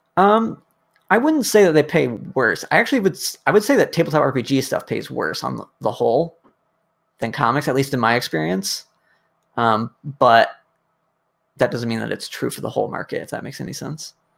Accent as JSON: {"language": "English", "region": "Connecticut", "country": "United States", "tie": "born or raised there", "said": "I grew up in Connecticut, kind of like wandering the forest behind my house"}